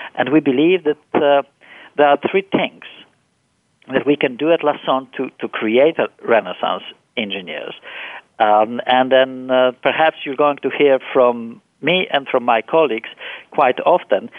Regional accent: Poland; moved away; I was born and raised in Poland

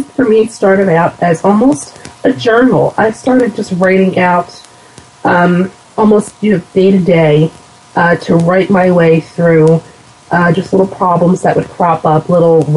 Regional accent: United States; accent: Philadelphia/New Jersey dialect; also born or lived in southern New Jersey; my dialect as soon as they hear me, or that I'm from somewhere, either Philadelphia or New Jersey

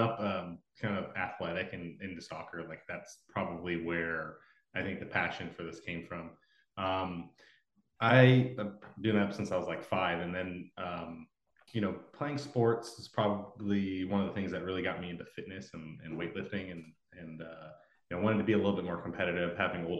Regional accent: Los Angeles, California, United States; moved away as an adult; also born or lived in Oregon; I moved up from Los Angeles. I grew up there too

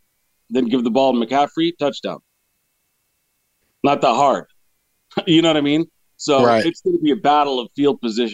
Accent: Arizona, United States; moved away; it was in my hometown once when I was staying out in Arizona.

